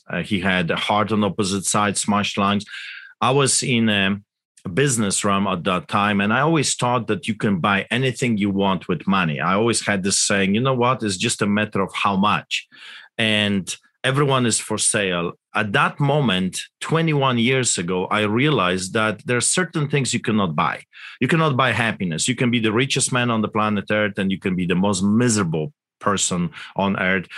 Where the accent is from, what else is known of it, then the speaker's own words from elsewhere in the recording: Poland; English is a second language; now in Canada; I grew up in Poland, as you can tell by my accent, behind the Iron Curtain